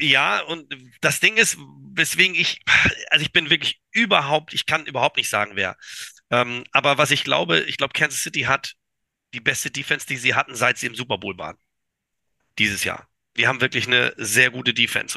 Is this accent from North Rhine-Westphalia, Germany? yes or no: no; Kiel, Schleswig-Holstein, Germany; moved away; also born or lived in Düsseldorf